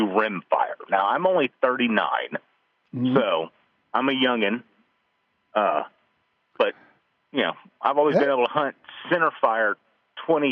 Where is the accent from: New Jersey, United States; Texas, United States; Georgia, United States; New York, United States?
Texas, United States; Austin; now in Waco, United States; I grew up in Austin